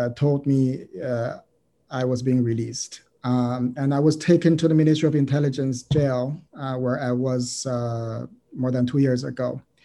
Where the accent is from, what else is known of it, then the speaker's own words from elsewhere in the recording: China; moved away as an adult; now in United States; I'm a Chinese. Uh, I grew up in China.